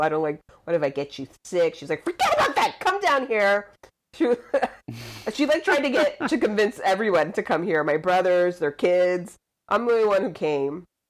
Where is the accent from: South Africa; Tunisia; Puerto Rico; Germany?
Puerto Rico; Luquillo; moved away as an adult; I was born and raised in Puerto Rico, I, went to school on a military base. So my whole schooling was in English